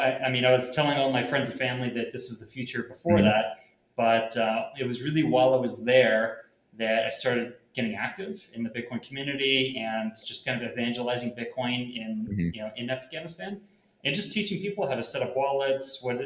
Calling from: Puerto Rico; I'm calling in from Puerto Rico.

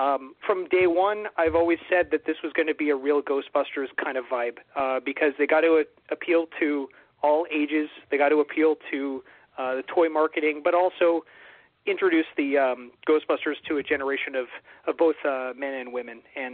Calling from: Ottawa, Ontario, Canada; Surprise. … from Ottawa, Ontario

